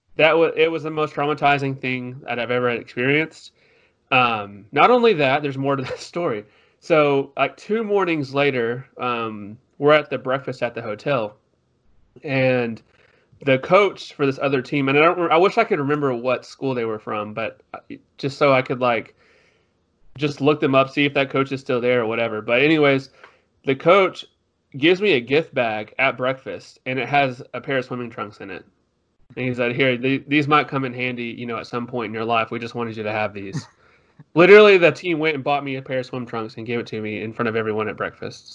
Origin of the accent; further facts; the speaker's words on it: Tyler, Texas, United States; I am from Tyler, Texas, which is about two hours, maybe an hour and a half away from Dallas